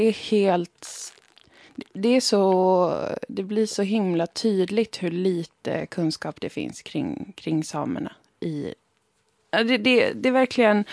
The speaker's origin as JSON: {"language": "Swedish", "town": "Umeå", "region": "Västerbotten County", "country": "Sweden", "tie": "born or raised there", "said": "Umeå, där jag har vuxit upp, ligger ju i Sápmi"}